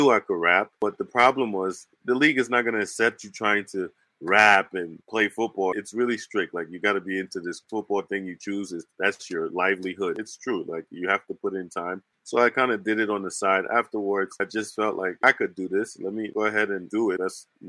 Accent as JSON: {"language": "English", "region": "New Jersey", "country": "United States", "tie": "born or raised there", "said": "And growing up in New Jersey, so in New Jersey, it's all rappers up there"}